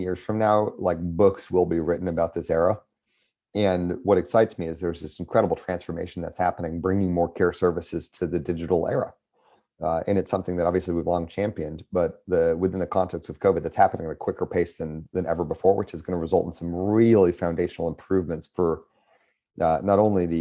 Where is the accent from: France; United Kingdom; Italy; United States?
United States; Colorado Springs, Colorado; I grew up in Colorado, in a town called Colorado Springs